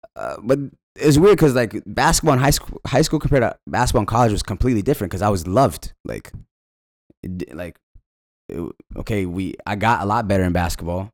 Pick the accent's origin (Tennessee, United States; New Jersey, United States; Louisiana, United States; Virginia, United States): Virginia, United States; Falls Church; moved away as an adult; now in Los Angeles, United States; I was born and honest in Virginia, raised in Falls Church